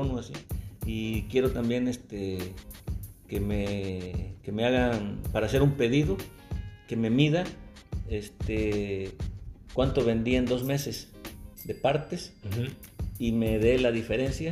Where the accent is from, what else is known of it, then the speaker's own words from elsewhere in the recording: Veracruz, Mexico; Me dice, ¿dónde eres? Le digo, Veracruz